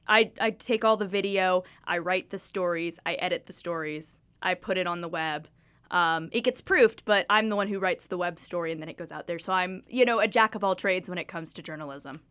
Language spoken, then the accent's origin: English; Kingsport, Tennessee, United States; I grew up watching News Channel eleven. I'm from the air, I'm from Kingsport.